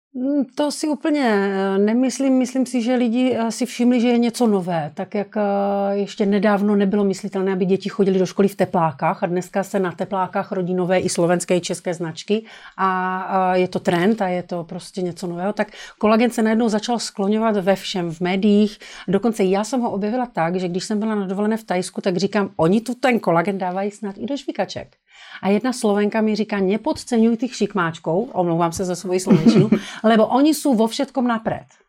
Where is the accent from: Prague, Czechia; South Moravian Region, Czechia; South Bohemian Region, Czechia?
South Moravian Region, Czechia; Brno; Já jsem z Brna, tak to jsem takový poloviční Slovák.